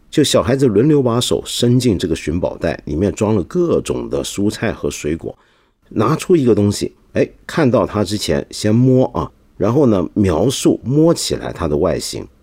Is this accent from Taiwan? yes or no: yes; Taiwan; 我自己小时候在台湾上小学的经验